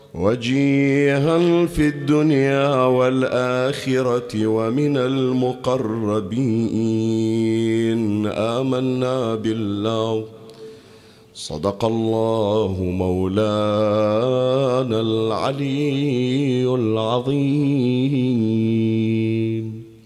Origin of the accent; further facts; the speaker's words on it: Bahrain; عندنا بالبحرين وخارج البحرين